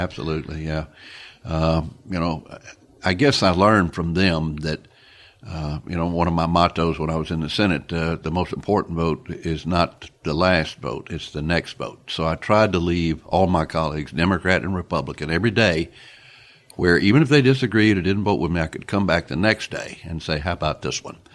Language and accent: English; Pascagoula, Mississippi, United States; my hometown of Pascagoula, Mississippi